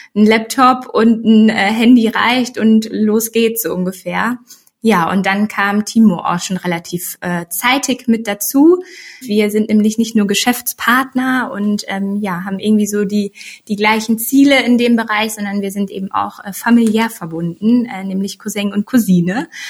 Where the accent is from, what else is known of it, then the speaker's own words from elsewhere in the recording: Sauerland, North Rhine-Westphalia, Germany; moved away as an adult; now in Cologne, Germany; gebürtige Sauerländerin, ähm, wohnhaft jetzt aber ja schon seit, wow, sieben Jahren oder so in Köln